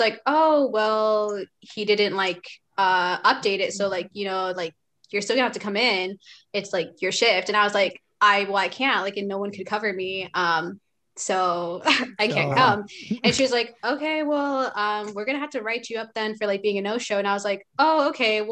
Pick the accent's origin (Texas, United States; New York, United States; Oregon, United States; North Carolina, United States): Oregon, United States; just outside of Portland, between Tualatin and Wilsonville; I grew up like just outside of Portland, like 20 minutes away from it